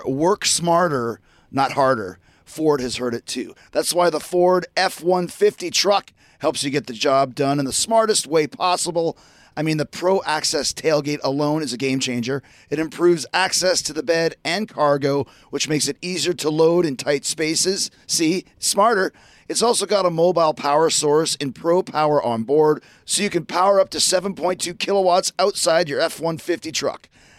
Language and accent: English; Winnipeg, Manitoba, Canada; When I was growing up in Winnipeg, anything that Howard Manshine said to me was gospel.